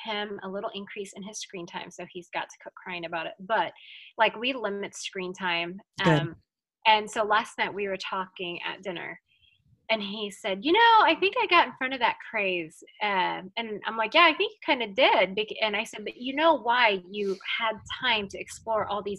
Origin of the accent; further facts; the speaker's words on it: Manila, Metro Manila, Philippines; English is a second language; moved away; English is my second language. Mm-hmm. And so I knew how to speak a lot of English just because I went to an international school when I was in Manila growing up there